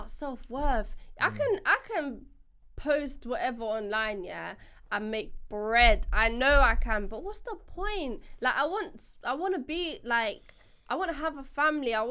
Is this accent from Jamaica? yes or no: yes; Jamaica; now in United Kingdom; I'm obviously from the Caribbean. And Jamaica.